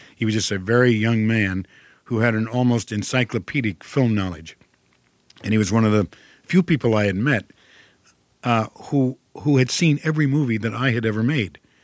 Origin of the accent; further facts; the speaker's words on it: Toledo, Ohio, United States; accent: Midwestern; I'm from Ohio. I was born in Toledo, Ohio. and, and I grew up there.